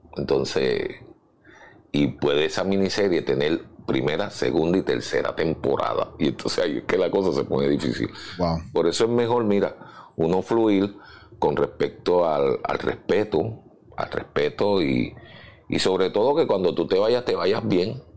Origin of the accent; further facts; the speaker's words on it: San Juan, Puerto Rico; also born or lived in Chicago; me crié en San Agustín, el caserío San Agustín. Viví primero en Los Méndez, que es frente al Capitolio